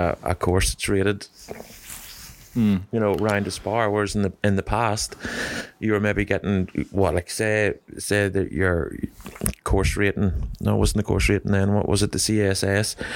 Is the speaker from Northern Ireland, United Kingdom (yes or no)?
yes; Warrenpoint, Northern Ireland, United Kingdom; I grew up in Warren Point